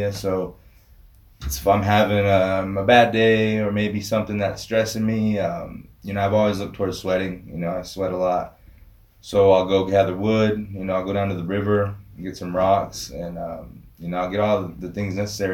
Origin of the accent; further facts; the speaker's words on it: United States; growing up on the Rez, you know, I went through Catholic school